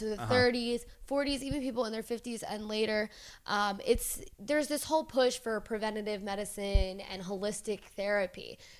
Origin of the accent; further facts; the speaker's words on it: Philadelphia, Pennsylvania, United States; moved away; I'm from Philly